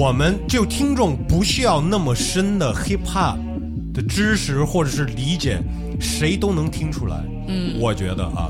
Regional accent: United States; accent: ABC; first language English; Chinese is a second language; moved away; I'm a real A B C, bro.

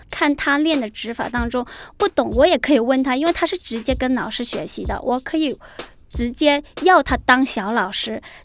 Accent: Guangzhou, Guangdong, China; 今年三十七岁了。我是一个广州人

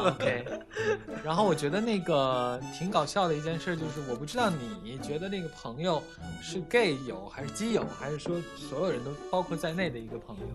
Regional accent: Beijing, China; 因为我是在北京长大的

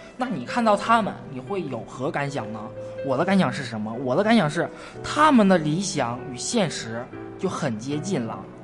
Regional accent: Yichun, Heilongjiang, China; 我家乡是一村的，红松的故乡

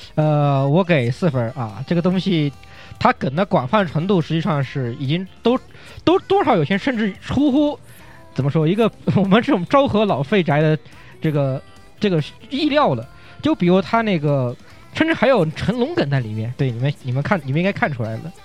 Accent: China; 就是我们中国人一看

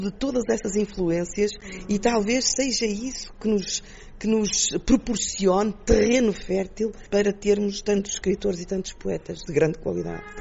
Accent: Portugal; nós como portugueses

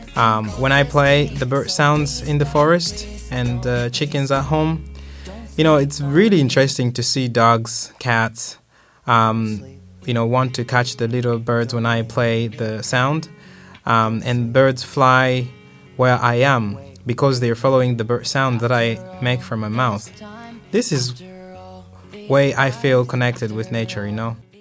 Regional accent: Malawi; now in Jinhua, China; my hometown uh, in Malawi.

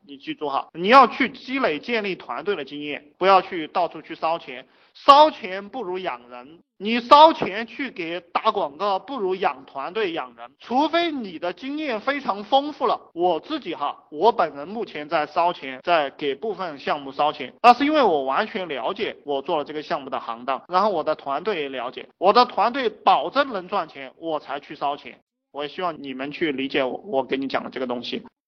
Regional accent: China; 我们中国人含蓄

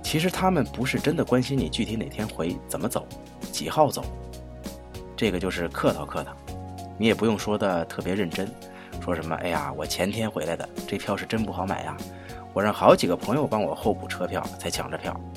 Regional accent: China; 我们中国人

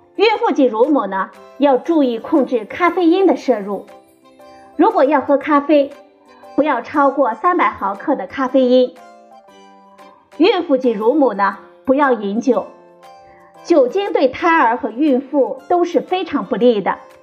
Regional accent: China; 我们中国人

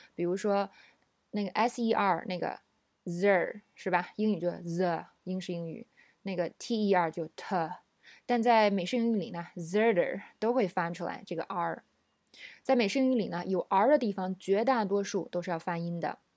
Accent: China; 我们中国人

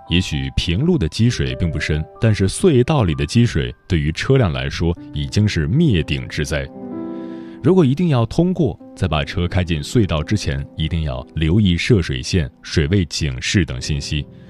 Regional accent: Gongyi, Henan, China; moved away; 我也是和男人老家在巩义，家里的房子也被冲毁了

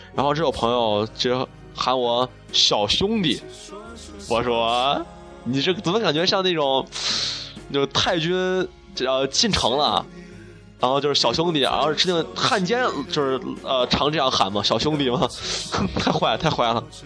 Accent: China; 我们中国人

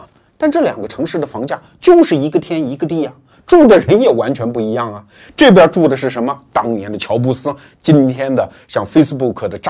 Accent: China; 我们中国人

